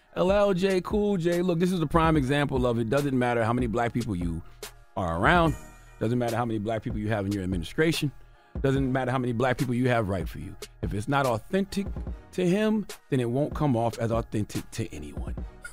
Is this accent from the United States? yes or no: yes; South Carolina, United States; And I know that because I'm from South Carolina, dropping the clues bomb from South Carolina.